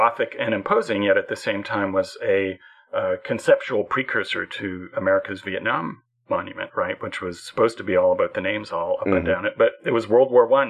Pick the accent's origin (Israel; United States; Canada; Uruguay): Canada; whatever else is going on, whatever else happened today, I'm Canadian.